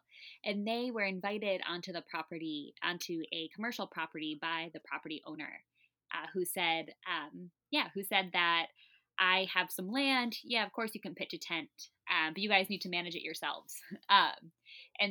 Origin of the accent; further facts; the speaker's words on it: Akron, Ohio, United States; moved away as an adult; now in Portland, United States; I'm from Akron, Ohio, and got to know the Catholic Worker there as a high school student